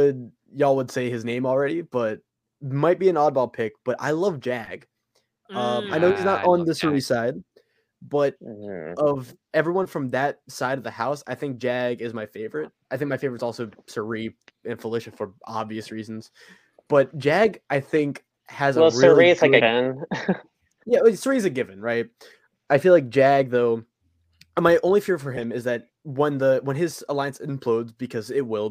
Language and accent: English; the South, United States; accent: southern; It's just my southern accent.